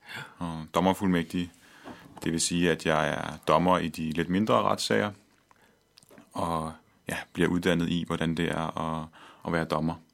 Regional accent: Copenhagen, Capital Region of Denmark, Denmark; jeg er født og opvokset her i København

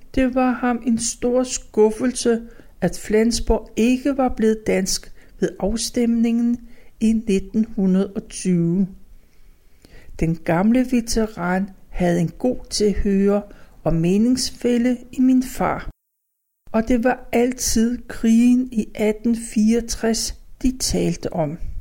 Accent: Copenhagen, Capital Region of Denmark, Denmark; I den passage, der lå længst fra Østerbrogade, havde jeg mit barndomshjem

